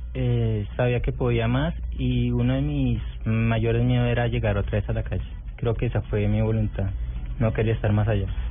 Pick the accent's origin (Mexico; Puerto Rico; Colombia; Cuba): Colombia; Meta; Nací en Meta, el 5 de abril